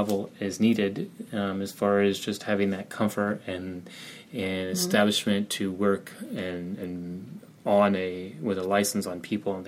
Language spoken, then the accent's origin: English; Albuquerque, New Mexico, United States; moved away; also born or lived in Kansas City / Belize / Guatemala; my home state in my hometown of Albuquerque and in New Mexico, which I grew up there